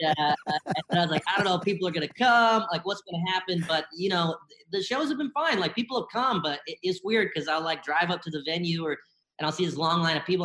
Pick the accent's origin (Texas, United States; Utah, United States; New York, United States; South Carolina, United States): South Carolina, United States; Bennettsville; also born or lived in Columbia, South Carolina; I grew up in South Carolina. I was born in uh, Columbia, South Carolina, and I grew up mostly in a small town called Bennettsville